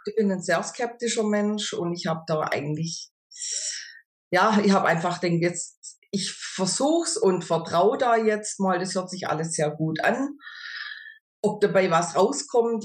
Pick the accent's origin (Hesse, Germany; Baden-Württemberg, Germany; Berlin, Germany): Baden-Württemberg, Germany; near Stuttgart; ich komme aus der Nähe von Stuttgart